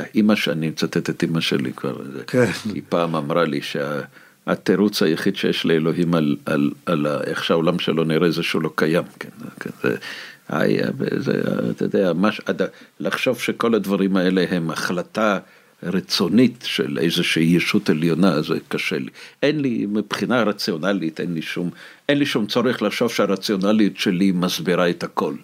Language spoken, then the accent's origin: Hebrew; Moscow, Russia; Hebrew is a second language; now in Israel; האנטישמיות שספגתי בתור ילד במוסקבה